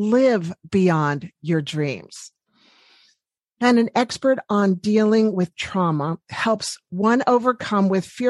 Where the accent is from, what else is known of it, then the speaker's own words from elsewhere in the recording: Washington, District of Columbia, United States; I'm from Washington, D.C.